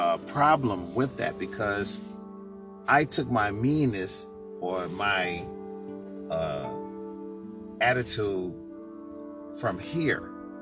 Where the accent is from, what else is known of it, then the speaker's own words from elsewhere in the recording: New York, United States; I'm a people person because, you see, I'm originally from New York.